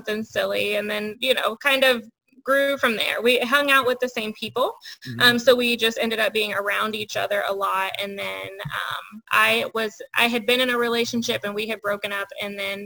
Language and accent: English; Lebanon, Ohio, United States; born and raised in Lebanon, a small town in Ohio.